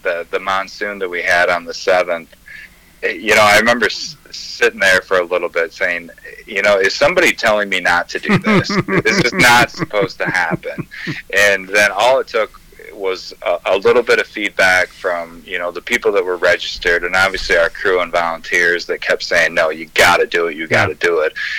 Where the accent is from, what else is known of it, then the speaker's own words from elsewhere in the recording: Three Rivers, Michigan, United States; I'm from Three Rivers